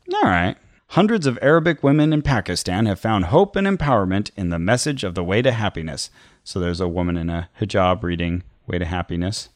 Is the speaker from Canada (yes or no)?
yes; Canada; When I grew up in Canada